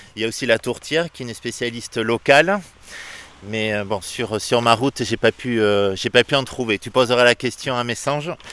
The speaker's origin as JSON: {"language": "French", "town": "Dax", "region": "Nouvelle-Aquitaine", "country": "France", "tie": "born or raised there", "moved": "yes", "lives_now": "Bordeaux, France", "said": "moi je suis né pas très loin d'ici, à Dax."}